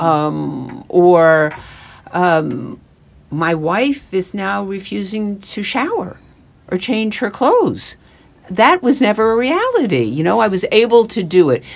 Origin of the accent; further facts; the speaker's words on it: Westchester and Manhattan, New York, United States; moved away as an adult; now in New Jersey, United States; I grew up in, uh, Westchester and in Manhattan